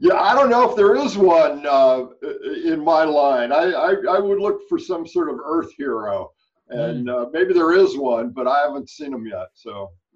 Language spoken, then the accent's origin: English; California, United States; growing up in California had a, a very big uh, environmental influence in my life